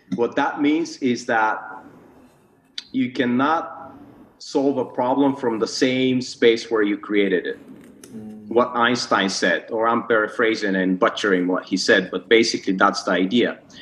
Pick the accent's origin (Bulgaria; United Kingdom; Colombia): Bulgaria; moved away as an adult; also born or lived in United States; now in Malaysia; I was born and grew up in Bulgaria.